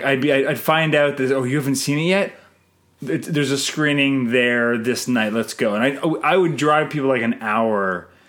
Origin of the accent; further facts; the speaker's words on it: Canada; I'm Canadian filmmaker